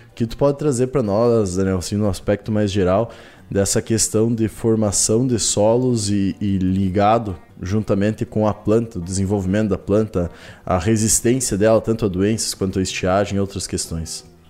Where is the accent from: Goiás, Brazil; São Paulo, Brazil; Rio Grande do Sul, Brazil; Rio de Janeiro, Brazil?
Rio Grande do Sul, Brazil; northwest; noroeste ali, que é onde é que sou natural, do Rio Grande do Sul